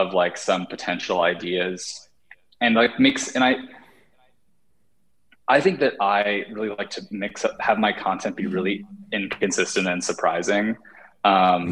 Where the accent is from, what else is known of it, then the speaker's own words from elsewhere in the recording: West Coast, United States; also born or lived in New York; now in Los Angeles, United States; I'm from the West Coast